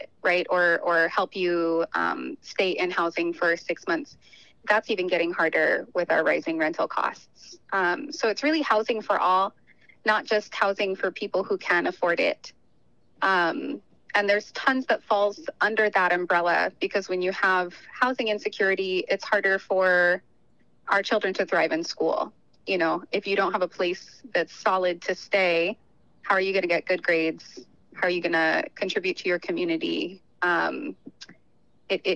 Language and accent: English; Topeka, Kansas, United States; moved away as an adult; now in Maui, United States; I'm originally from, I was born in Topeka, Kansas.